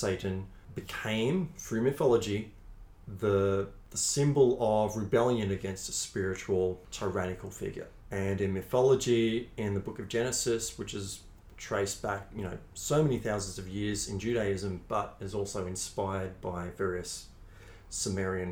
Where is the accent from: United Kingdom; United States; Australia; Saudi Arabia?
Australia; We're Australian.